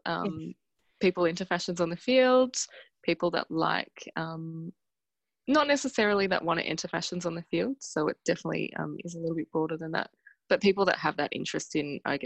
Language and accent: English; Canberra, Australian Capital Territory, Australia; now in Melbourne, Australia; I'm from Canberra